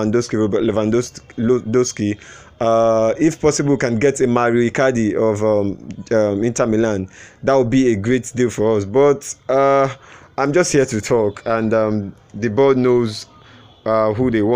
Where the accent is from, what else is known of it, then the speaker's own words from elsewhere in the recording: Nigeria; I'm a Nigerian.